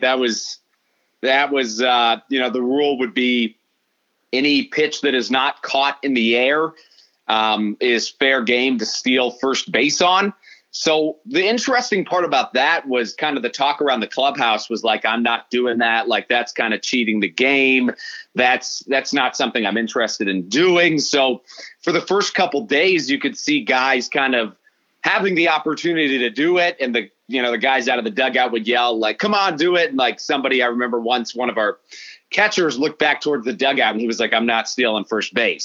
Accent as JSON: {"language": "English", "region": "Midwest", "country": "United States", "said": "as a Midwesterner, but that's what we do here."}